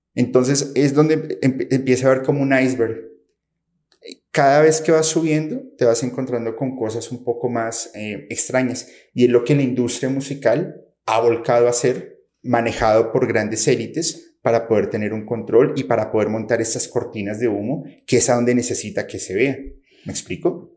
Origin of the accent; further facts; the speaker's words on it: Colombia; also born or lived in Mexico; soy de Colombia, pero estoy entre México y Colombia viajando constantemente